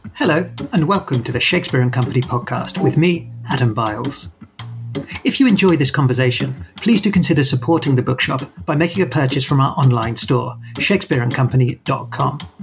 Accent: Bournemouth, South West England, United Kingdom; I grew up in Bournemouth

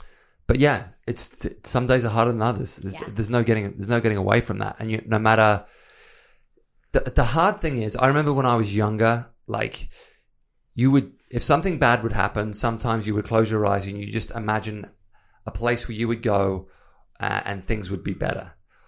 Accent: England, United Kingdom; moved away; obviously I came from England. I moved here because I wanted to build the life that I wanted to build.

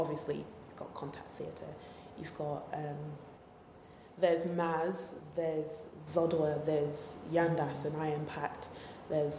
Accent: London, United Kingdom; I'm a Londoner

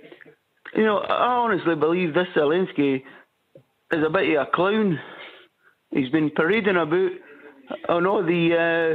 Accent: Ayrshire, Scotland, United Kingdom; now in Harrogate, United Kingdom; I come from Ayrshire. In Scotland.

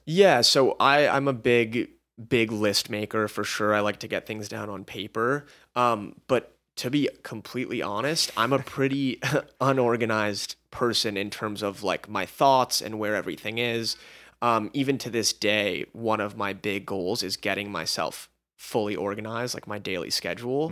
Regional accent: Los Angeles, California, United States; we were both born and raised in Los Angeles.

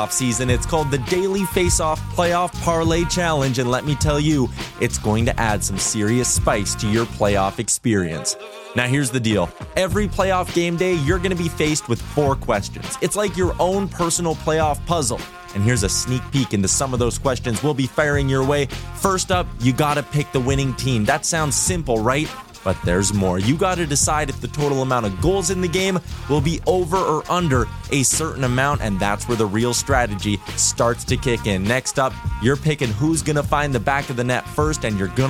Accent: Edmonton, Alberta, Canada; I'm from Edmonton. I grew up around with the folk stories of what the 80s Oilers used to do with the Stanley Cup

